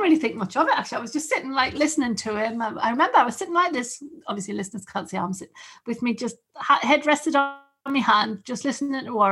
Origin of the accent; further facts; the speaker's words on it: the North East, North East England, United Kingdom; I'm just from along the road